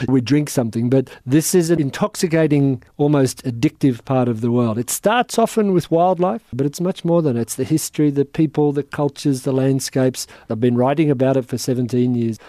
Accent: Australia; as an Australian

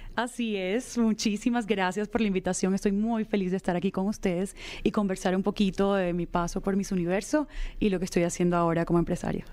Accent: Colombia; ayudar a muchas personas que se encontraban en situación vulnerable en mi país

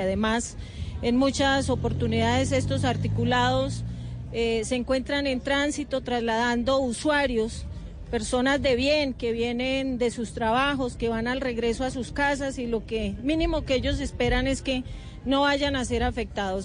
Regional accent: Bogotá, Colombia

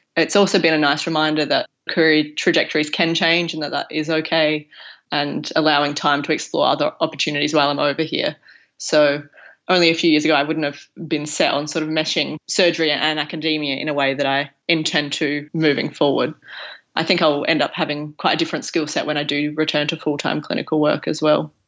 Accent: Broken Hill, New South Wales, Australia; moved away as an adult; also born or lived in Adelaide / Newcastle; now in Oxford, United Kingdom; I grew up in Broken Hill in far west New South Wales, and I finished high school there

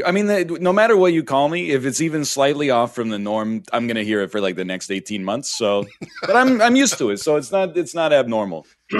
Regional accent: Canada; And then I'm from Canada, which is the north.

